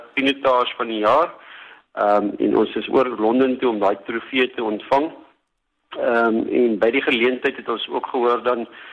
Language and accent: Afrikaans; South Africa; as 'n Suid-Afrikaner